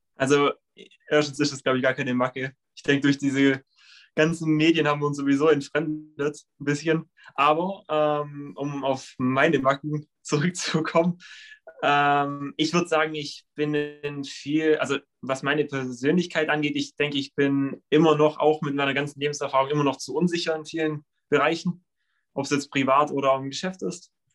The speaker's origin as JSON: {"language": "German", "town": "Leutkirch", "region": "Baden-Württemberg", "country": "Germany", "said": "ich komme aus Leutkirch"}